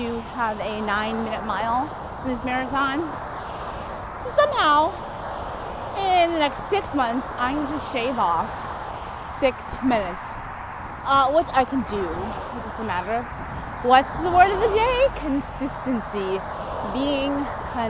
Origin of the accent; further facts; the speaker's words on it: California, United States; I'm from California